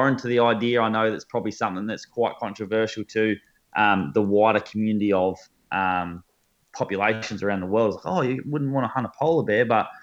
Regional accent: Australia; as Australian bow hunters

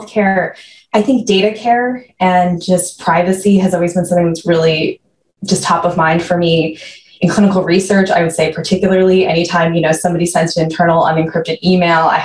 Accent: Maine, United States; moved away as an adult; now in Maryland, United States; I grew up in Maine

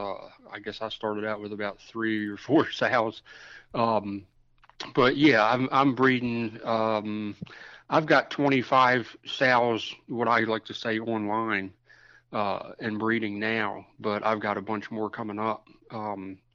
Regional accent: Baltimore, Maryland, United States; moved away as an adult; now in South Carolina, United States; I was born and raised in Baltimore. We moved out of Baltimore when I was 18. To rural Maryland.

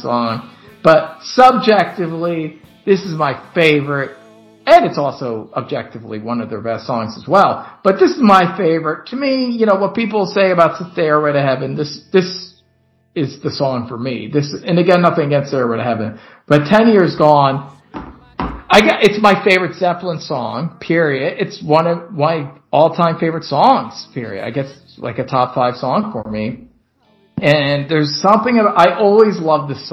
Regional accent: Northeast, United States; I'm from the Northeast

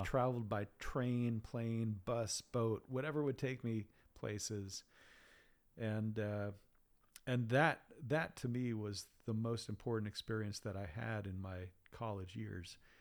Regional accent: Acton, Massachusetts, United States; moved away as an adult; also born or lived in Sydney, Australia; now in Kunshan, China; I grew up in a town called Acton, which is right next to Concord

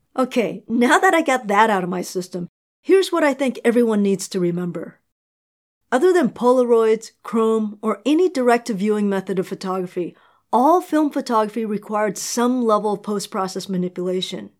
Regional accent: New York City, New York, United States; I'm from New York

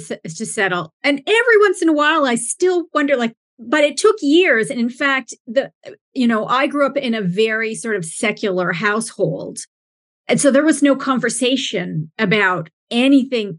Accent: Alberta, Canada; moved away; I'm actually from Alberta. So I got the mountains, and my family's from BC, British Columbia

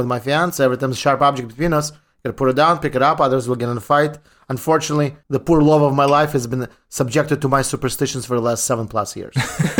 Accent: Ukraine; born or raised there; moved away

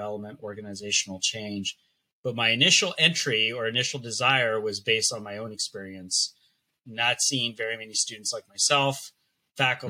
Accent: Los Angeles, California, United States; first language Spanish; English is a second language; I am a native Angeleno, born and raised in Los Angeles

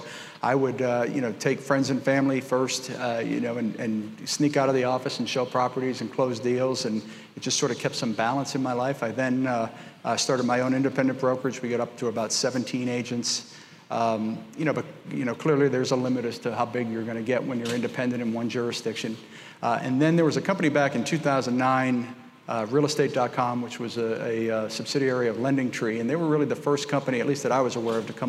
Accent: Lawrence, Massachusetts, United States; also born or lived in Boston, Massachusetts; I was born in Boston, Massachusetts, grew up in a small mill city about 28 miles north called Lawrence

